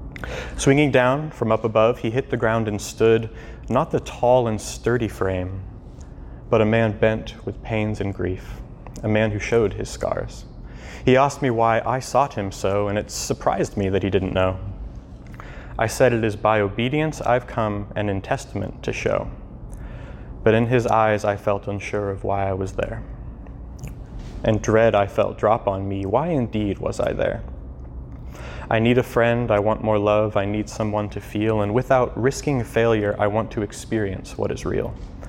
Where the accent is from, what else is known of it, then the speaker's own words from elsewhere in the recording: Cape Town, Western Cape, South Africa; also born or lived in St. Louis, United States; now in Kansas City, United States; I actually was born in St. Louis, but my family are missionaries in Cape Town, South Africa. So I grew up in Southern Africa, moving around a lot, and ended up coming back here to the US for college